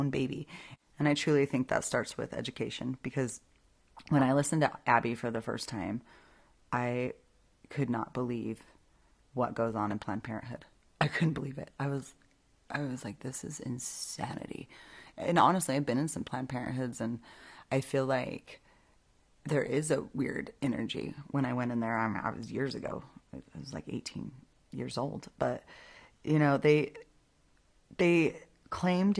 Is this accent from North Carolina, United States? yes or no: no; Albuquerque, New Mexico, United States; my home state. The church I used to go to, Calvary in Albuquerque